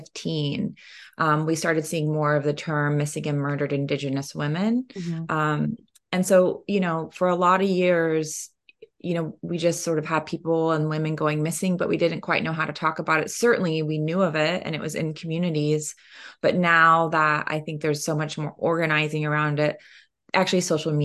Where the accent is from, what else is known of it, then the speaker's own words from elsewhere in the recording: Oklahoma, United States; And I am Cherokee from Northeastern Oklahoma, so it's very personal to me in that way.